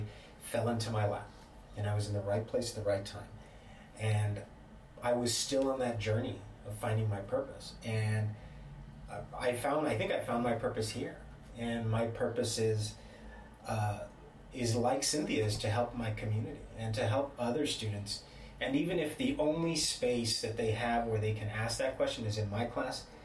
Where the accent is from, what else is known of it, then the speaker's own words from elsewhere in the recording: the Valley, Texas, United States; moved away as an adult; I'm from the Valley, but I went away to school